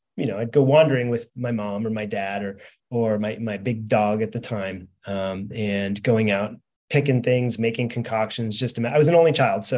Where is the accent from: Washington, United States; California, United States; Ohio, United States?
California, United States; San Francisco Bay Area; moved away as an adult; also born or lived in Texas; I grew up in the San Francisco Bay Area, mostly there in Texas